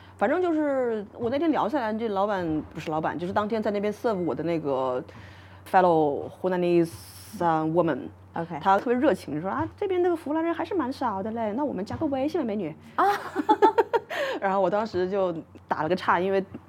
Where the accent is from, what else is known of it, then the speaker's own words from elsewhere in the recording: Hunan, China; now in Melbourne, Australia; 我是湖南人